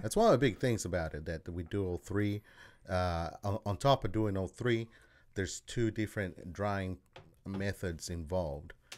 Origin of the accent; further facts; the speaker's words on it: Australia; moved away as an adult; also born or lived in El Salvador; now in Kansas City, United States; I'm originally from El Salvador, and then I was raised in Australia and then came here.